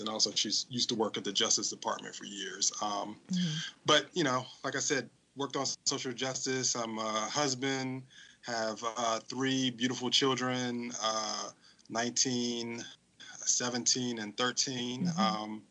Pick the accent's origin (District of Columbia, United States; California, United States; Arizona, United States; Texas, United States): District of Columbia, United States; Washington; also born or lived in West Virginia; born and raised in Washington, D.C.